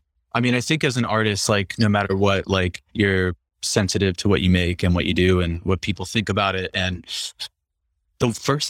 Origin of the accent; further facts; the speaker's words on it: East Coast, United States; also born or lived in Midwest; because I grew up on the East Coast and in the Midwest.